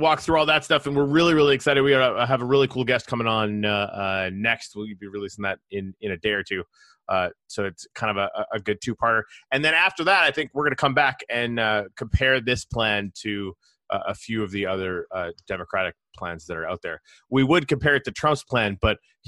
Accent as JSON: {"language": "English", "country": "Canada", "moved": "yes", "lives_now": "United States", "said": "I'm Canadian. I come from a country where universal healthcare was standard"}